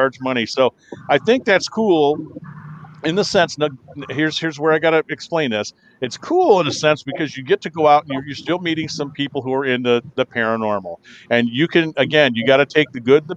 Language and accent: English; Kalamazoo, Michigan, United States; I'm from Kalamazoo